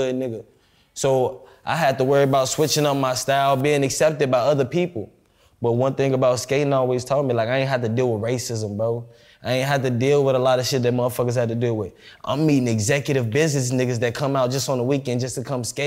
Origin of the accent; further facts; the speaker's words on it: Chicago, Illinois, United States; now in Dallas, United States; I'm from Chicago, I'm from the West Side. So, like, where I'm from, it's heavy violence.